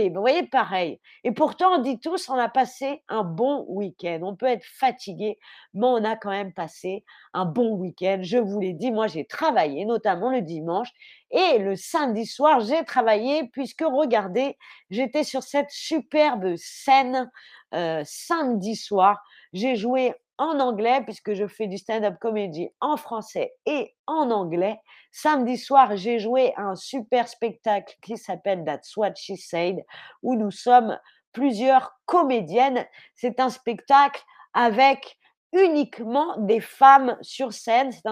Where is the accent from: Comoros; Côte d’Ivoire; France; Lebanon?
France; Paris, Île-de-France; Puis j'ai grandi à Paris, dans un quartier avec énormément d'Algériens, de Marocains, de Tunisiens.